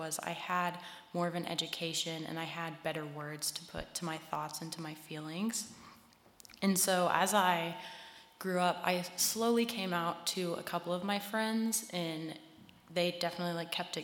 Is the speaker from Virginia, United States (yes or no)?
yes; Harrisonburg, Virginia, United States; I grew up in Harrisonburg. We moved here when I was like 8 or 9, I think.